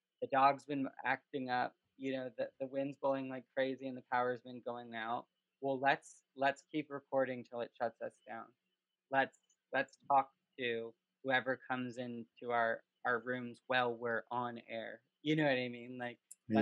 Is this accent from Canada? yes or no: yes; Canada; moved away; growing up in Canada with hockey